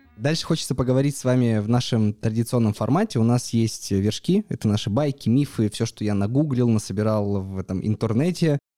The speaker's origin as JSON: {"language": "Russian", "town": "Yekaterinburg", "region": "Sverdlovsk Oblast", "country": "Russia", "said": "я из Екатеринбурга"}